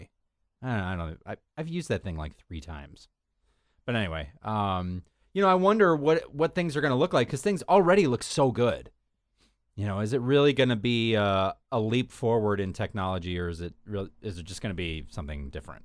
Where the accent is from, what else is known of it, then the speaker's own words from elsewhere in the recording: United States; our country